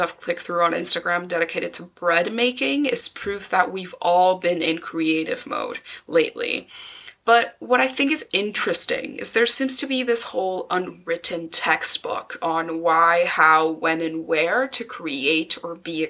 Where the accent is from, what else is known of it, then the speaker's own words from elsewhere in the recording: Mexico City, Mexico; moved away as an adult; now in Scotland, United Kingdom; I was born in Mexico City and lived there for 18 years, but now I live in Scotland.